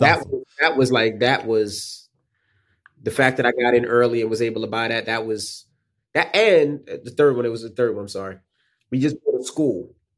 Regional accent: New York City, New York, United States; moved away as an adult; also born or lived in West Milford, New Jersey; As a kid growing up in Queens

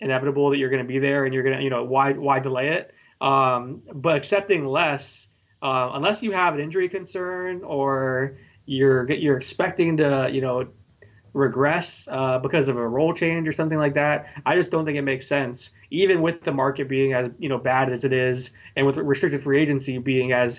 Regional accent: Florida, United States; I grew up in Florida

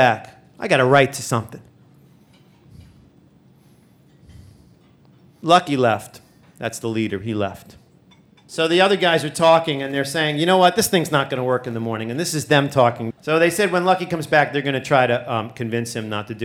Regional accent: New York City, New York, United States; I grew up in Brooklyn

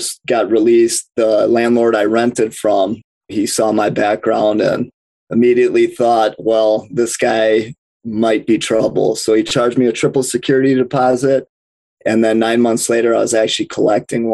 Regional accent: Milwaukee, Wisconsin, United States; I'm from Milwaukee, Wisconsin

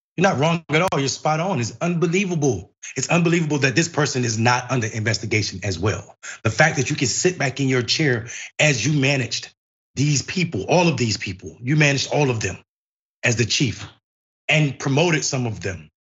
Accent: Enfield, North Carolina, United States; I'm from Enfield, North Carolina

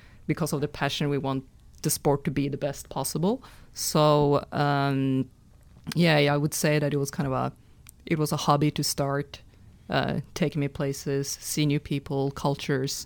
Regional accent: Norway; I'm from Norway, and it's a very small tennis nation

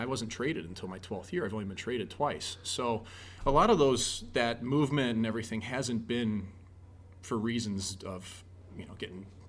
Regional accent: St. Louis, Missouri, United States; moved away; When I was a kid growing up in St. Louis

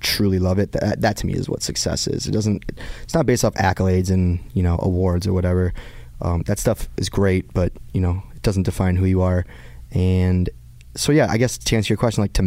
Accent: just outside Detroit, Michigan, United States; moved away as an adult; this was who I was growing up in Michigan, just outside Detroit.

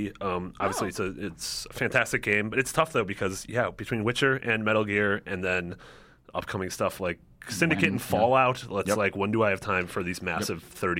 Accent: Midwest, United States; I'm from the Midwest.

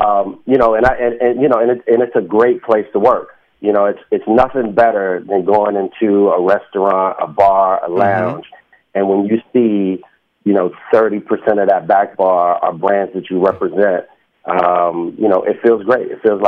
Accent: Washington, District of Columbia, United States; originally I'm from Washington, D.C. {S1} Mm-hmm. {S2} I grew up in Northeast D.C. In a place called Langston Terrace.

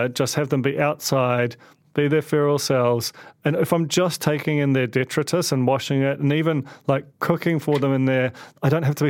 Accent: London, United Kingdom; And I grew up in London

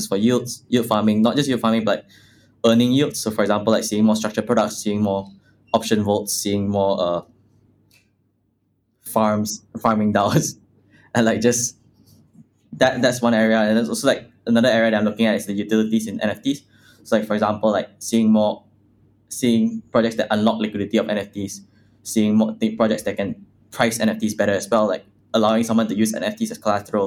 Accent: Malaysia; I come from Malaysia, which is, like, a third world country.

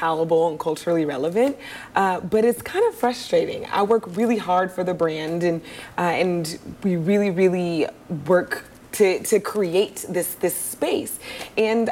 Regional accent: Oakland, California, United States; I'm from Oakland, California

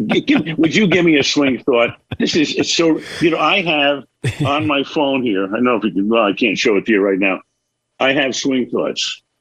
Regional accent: Brooklyn, New York, United States; also born or lived in Bay Area; It's upstairs, and I have behind me, well, Ebbets Field, because I grew up in Brooklyn, and I love New York, and the Empire State Building is there, and the Bay Bridge, because we lived in the Bay Area.

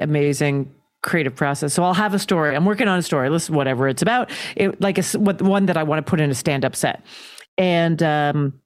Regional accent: Calgary, Alberta, Canada; I grew up in Calgary, Alberta, Canada

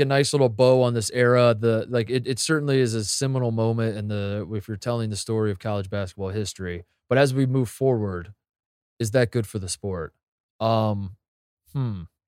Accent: Indiana, United States; I'm from Indiana

